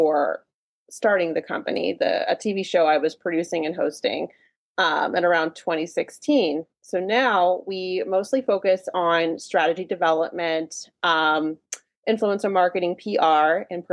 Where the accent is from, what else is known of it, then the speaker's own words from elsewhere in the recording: Hagerstown, Maryland, United States; moved away as an adult; also born or lived in Los Angeles, California; I grew up in a little town called Hagerstown, Maryland, which is in Western Maryland.